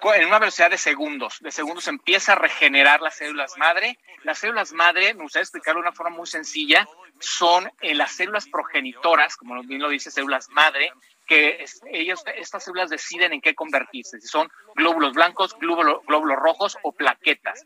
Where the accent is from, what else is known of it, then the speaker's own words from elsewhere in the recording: Mexico; como mexicanos